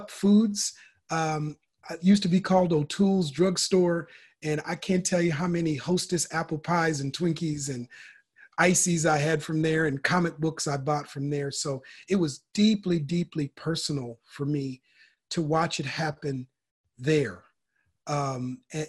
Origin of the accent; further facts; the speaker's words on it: Minneapolis, Minnesota, United States; now in Sacramento, United States; I'm originally from Minneapolis, Minnesota, born and raised there, South Minneapolis specifically.